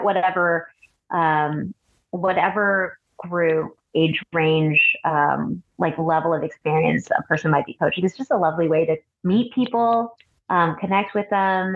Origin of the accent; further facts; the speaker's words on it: Cupertino, California, United States; also born or lived in San Francisco / Boston / Alameda; I was born in San Francisco, raised along the peninsula, mostly in Cupertino